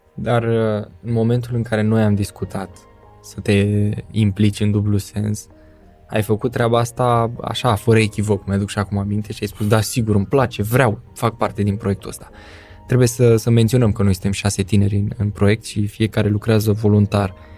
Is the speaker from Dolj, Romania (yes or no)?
yes; Craiova, Dolj, Romania; Am copilărit împreună în Craiova